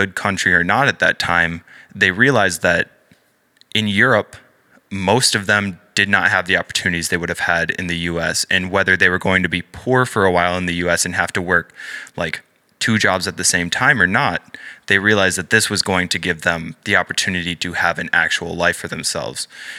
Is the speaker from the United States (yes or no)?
yes; Upper Peninsula of Michigan, United States; moved away; I go to Saginaw Valley, and that's here in mid-Michigan, but I'm originally from the Upper Peninsula